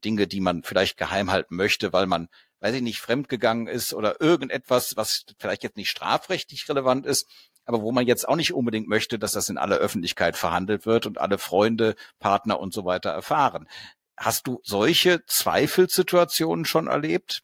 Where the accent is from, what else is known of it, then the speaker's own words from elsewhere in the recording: Cologne, North Rhine-Westphalia, Germany; ich bin aus Köln irgendwie nie so richtig rausgekommen, war aber letztens nochmal in Köln-Porz-Zündorf an meinem alten Gymnasium